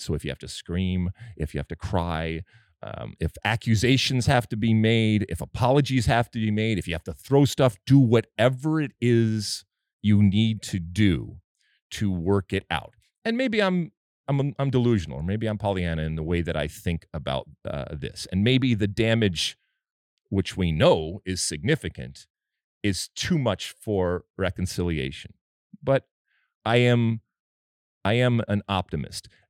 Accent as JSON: {"language": "English", "region": "Michigan", "country": "United States", "tie": "born or raised there", "moved": "yes", "said": "I grew up in Michigan"}